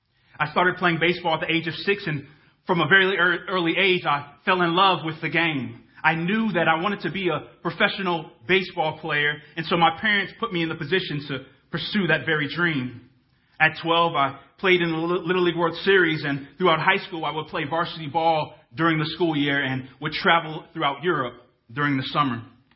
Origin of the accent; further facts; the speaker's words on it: Dhahran, Eastern Province, Saudi Arabia; Those of you who have known me for some time now probably know that I was born in Dahran, Saudi Arabia. Yes, Saudi Arabia.